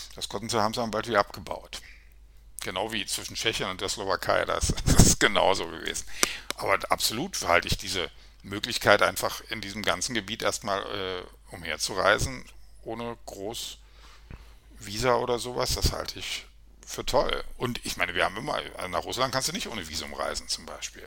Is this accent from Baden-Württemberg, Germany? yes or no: no; Berlin, Germany; ich bin relativ in der Nähe der Mauer aufgewachsen